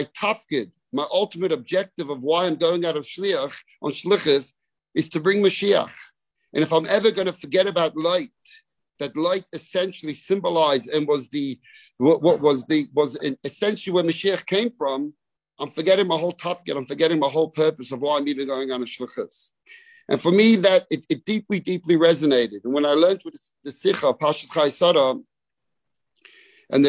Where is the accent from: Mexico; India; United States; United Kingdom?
United Kingdom; London; moved away as an adult; now in Melbourne, Australia; I grew up in London